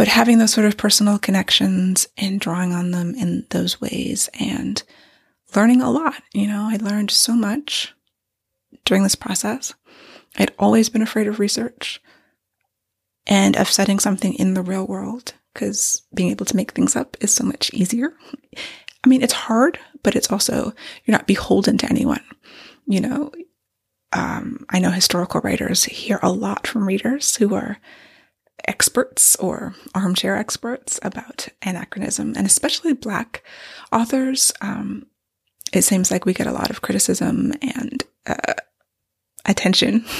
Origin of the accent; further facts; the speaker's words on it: Maryland, United States; I grew up in Maryland since I was 9 years old.